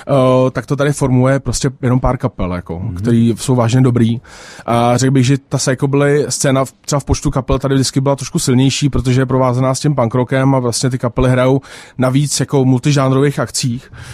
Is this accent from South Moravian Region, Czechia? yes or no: no; Prague, Czechia; Já jsem jako narozený na letní a, a s tím, že jako moje máma, eh, tam taky vyrostla.